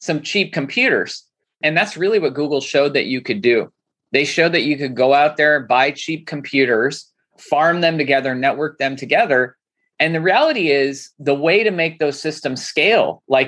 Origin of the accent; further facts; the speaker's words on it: Santa Clarita, California, United States; also born or lived in Los Angeles; growing up in Santa Clarita, it's funny. It's like LA. It's an hour north.